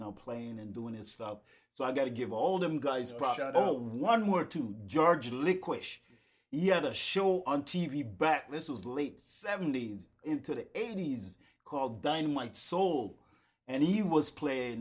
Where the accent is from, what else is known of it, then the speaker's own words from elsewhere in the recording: Jamaica; now in Winnipeg, Canada; I was born in Jamaica. I grew up, you know, around the sound system and stuff like